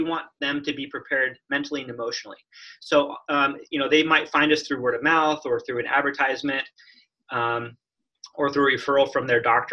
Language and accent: English; Phoenix, Arizona, United States; moved away as an adult; now in Portland, United States; I grew up in the desert, Phoenix, Arizona.